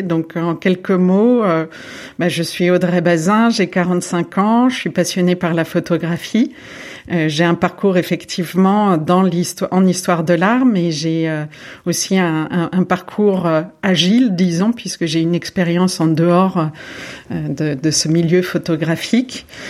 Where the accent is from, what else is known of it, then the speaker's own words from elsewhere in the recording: Lyon, Auvergne-Rhône-Alpes, France; moved away as an adult; also born or lived in Boulogne-Billancourt / Saint-Cloud / Bordeaux / Berlin; je suis née à Boulogne-Billancourt. J'ai grandi une partie de, j'ai grandi euh, à, Saint, à cloud Et ensuite, euh, mon père a, été muté à Lyon, donc j'ai grandi également à Lyon. j'ai passé toute mon adolescence à Lyon